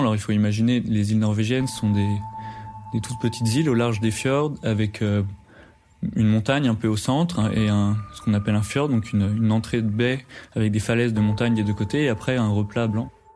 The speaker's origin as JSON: {"language": "French", "country": "France", "said": "quand on est français et qu'on part à l'étranger"}